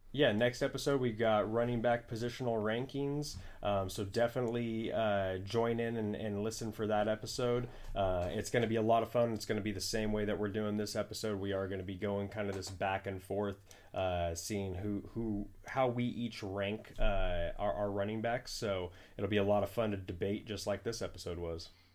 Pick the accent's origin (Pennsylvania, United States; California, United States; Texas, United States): California, United States; Bay Area; we're from the Bay Area and all our friends are Niner fans